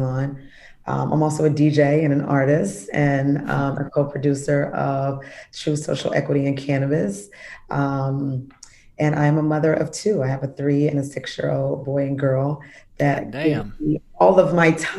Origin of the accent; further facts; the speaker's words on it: Kansas City, Missouri, United States; moved away as an adult; now in Chicago, United States; I'm originally from Kansas City, Missouri, a veteran of the United States Navy, and have been living in Chicago, Illinois for over 20 years now